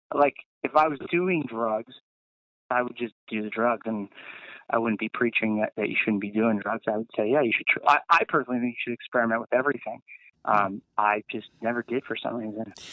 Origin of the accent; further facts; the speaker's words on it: Laguna Beach, California, United States; growing up in Laguna Beach